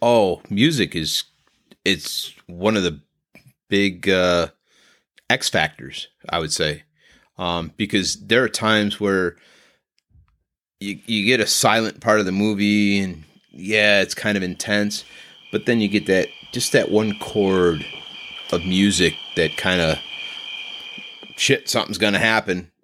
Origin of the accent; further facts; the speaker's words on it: Northern Ohio, United States; we are from Northern Ohio